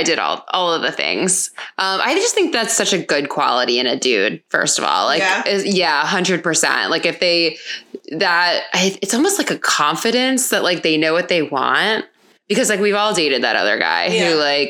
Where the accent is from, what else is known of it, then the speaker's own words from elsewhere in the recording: Hollywood, Florida, United States; moved away as an adult; also born or lived in New York City; I grew up in a beach town and there wasn't a whole lot going on. What town? Hollywood, Florida.